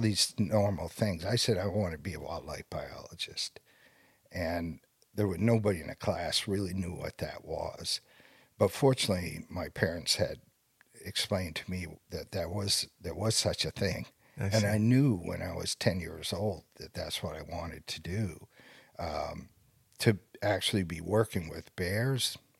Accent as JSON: {"language": "English", "region": "Maine", "country": "United States", "tie": "born or raised there", "said": "I was born and raised here in Maine"}